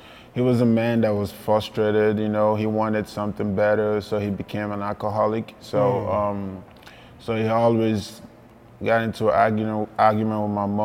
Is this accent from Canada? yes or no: no; Lagos, Nigeria; now in Oregon, United States; I grew up in Lagos, Barigo, one of the most violent places in Nigeria